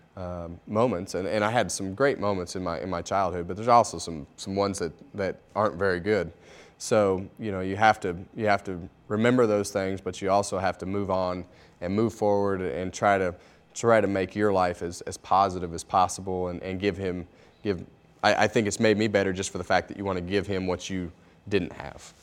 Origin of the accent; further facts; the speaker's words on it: Bakersfield, California, United States; I grew up in Bakersfield, California